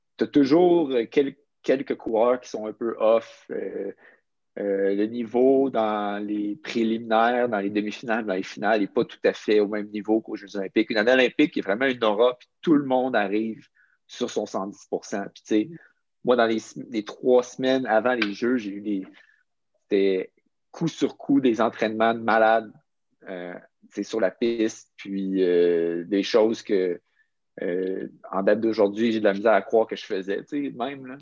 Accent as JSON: {"language": "French", "town": "Quebec City", "region": "Quebec", "country": "Canada", "tie": "born or raised there", "said": "j'ai grandi à Québec, euh, je suis resté à Québec pour mon secondaire, mon cégep, pour mon université"}